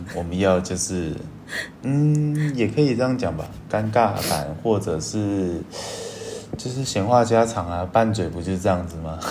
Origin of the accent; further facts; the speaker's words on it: Taiwan; 我是台湾人，然后我的英文超烂